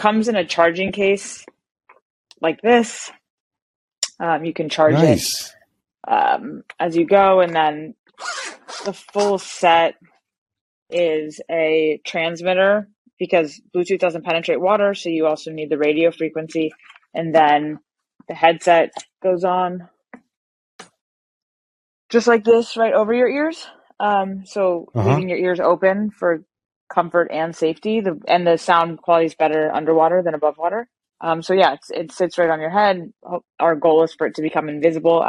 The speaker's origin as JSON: {"language": "English", "region": "Southern California", "country": "United States", "tie": "born or raised there", "said": "born and raised in Southern California"}